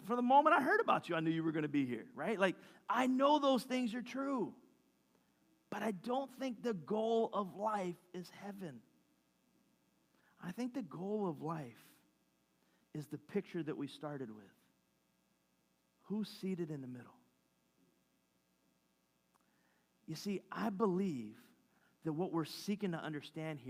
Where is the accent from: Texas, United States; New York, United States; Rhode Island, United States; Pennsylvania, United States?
Pennsylvania, United States; Philadelphia